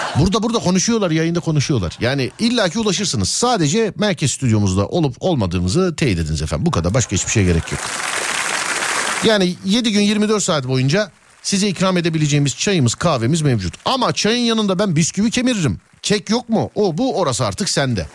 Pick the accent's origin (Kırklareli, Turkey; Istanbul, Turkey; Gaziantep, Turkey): Istanbul, Turkey; bir İstanbullu olarak